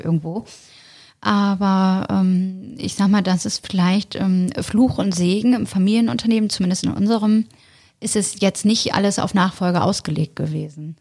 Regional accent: Bremen, Germany; moved away as an adult; now in Hamburg, Germany; Ich ähm, bin ursprünglich gebürtige Bremerin

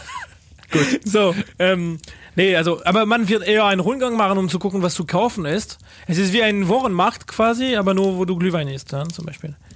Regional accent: Paris, Île-de-France, France; German is a second language; now in Germany; Und ich komme nicht aus, aus Frankreich, sondern aus Paris

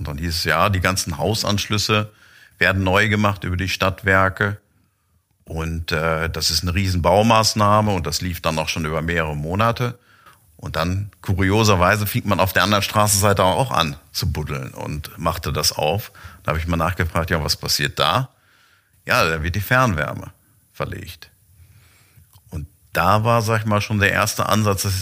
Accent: Lemgo, North Rhine-Westphalia, Germany; Ich bin gebürtiger Lemgoer, bin eigentlich auch immer hier vor Ort gewesen

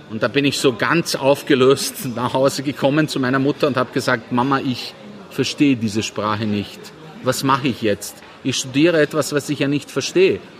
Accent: Sarajevo, Bosnia & Herzegovina; born there; Ich bin in Sarajevo geboren

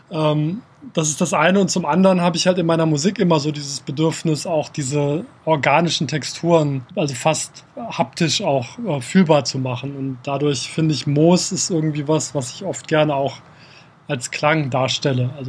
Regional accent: Kassel, Hesse, Germany; Ich bin in Kassel aufgewachsen, direkt, äh, also außerhalb von Kassel, in der Nähe von einem Wald

